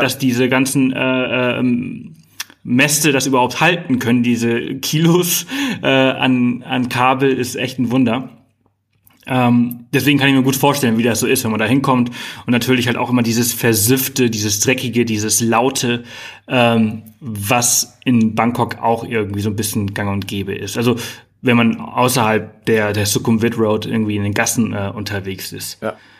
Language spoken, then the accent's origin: German; Germany; bei uns in Deutschland